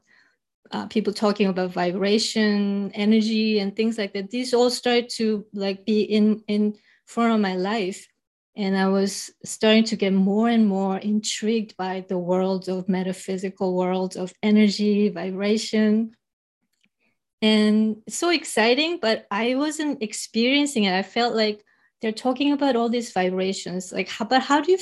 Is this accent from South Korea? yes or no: yes; South Korea; English is a second language; moved away; growing up in Korea, I remember singing this gospel